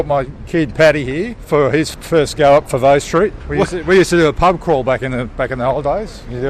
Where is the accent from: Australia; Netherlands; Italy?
Australia; Central Coast, New South Wales; We're from the Central Coast.